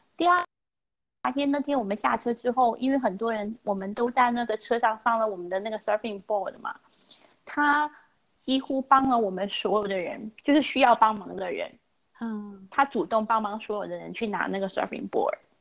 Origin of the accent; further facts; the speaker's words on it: China; 我们中国人